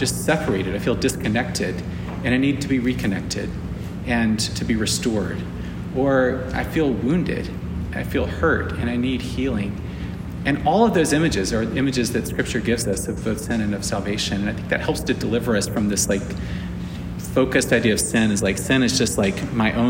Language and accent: English; South Carolina, United States; I'm from South Carolina. Both sides of my family are from South Carolina